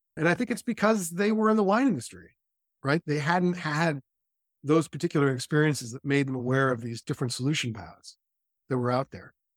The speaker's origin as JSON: {"language": "English", "region": "California", "country": "United States", "tie": "born or raised there", "said": "I was raised in California"}